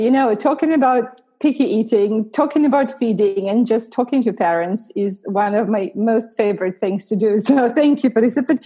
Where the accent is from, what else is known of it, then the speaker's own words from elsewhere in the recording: Russia; also born or lived in United States / Canada; now in London, United Kingdom; I'm from Russia originally.